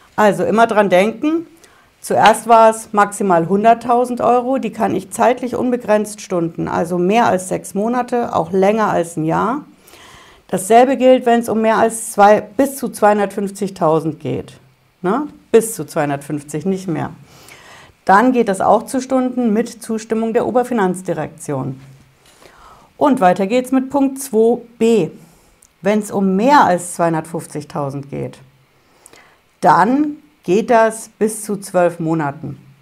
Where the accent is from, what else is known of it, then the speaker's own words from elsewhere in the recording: Hesse, Germany; Bei uns in Hessen